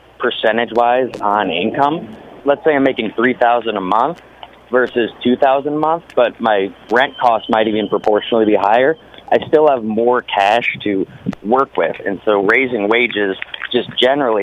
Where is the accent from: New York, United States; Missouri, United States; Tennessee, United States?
Missouri, United States; St. Louis; now in Issaquah, United States; I'm from St. Louis, Missouri, but I live in Washington now